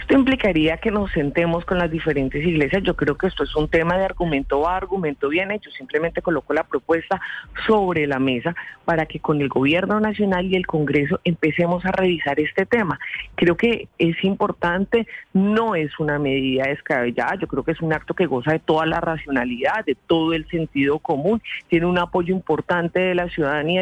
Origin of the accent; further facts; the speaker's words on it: Colombia; como los colombianos, por las noches hablo con Dios